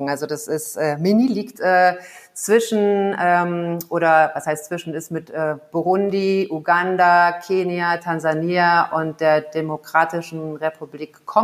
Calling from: Kigali, Rwanda; Ich äh, bin zugeschaltet aus äh, Kigali, das ist die Hauptstadt äh, von Ruanda liegt in ähm, Ostafrika, ist äh, ja ein bisschen kleiner als Belgien.

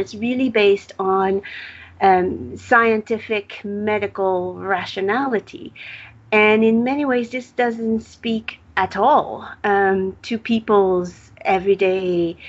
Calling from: Mexico City, Mexico; So I'm speaking here from Mexico City, where there's half the population living, vending stuff on the street, food or other merchandise.

